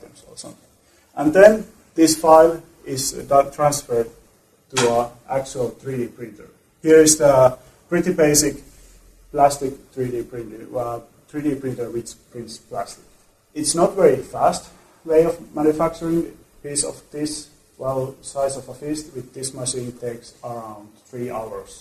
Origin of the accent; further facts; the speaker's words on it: Tampere, Pirkanmaa, Finland; Tampere, my hometown in Finland